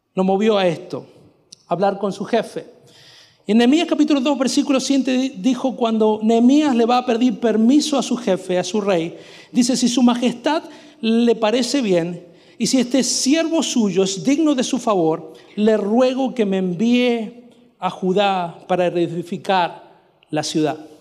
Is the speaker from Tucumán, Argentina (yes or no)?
no; Mendoza, Argentina; first language Spanish; moved away as an adult; also born or lived in Quilmes, Buenos Aires Province / northern Florida, United States; now in Florida, United States; Yo era un mendocino que había llegado con su saxofono